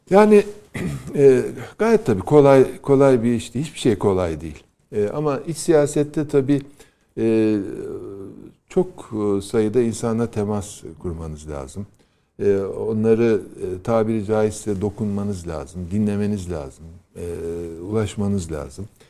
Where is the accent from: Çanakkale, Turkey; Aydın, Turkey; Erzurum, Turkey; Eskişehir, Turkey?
Erzurum, Turkey; moved away; Erzurum'da ilkokulu okurken